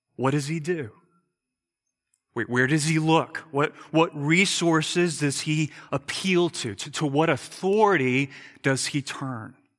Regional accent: United States; I'm an American

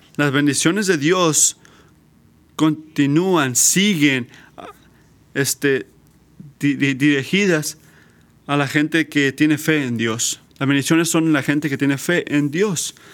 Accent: United States; nuestra falla como americanas, americanos

